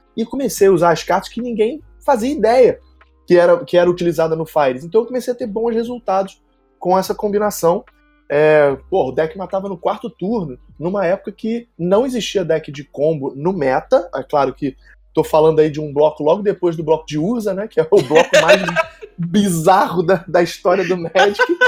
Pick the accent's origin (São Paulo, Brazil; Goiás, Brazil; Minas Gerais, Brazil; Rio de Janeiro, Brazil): Rio de Janeiro, Brazil; eu sou do Rio, mais especificamente da Tijuca, que é quase um país, né, dentro do Rio de Janeiro, eu sou tijucano antes de ser é carioca.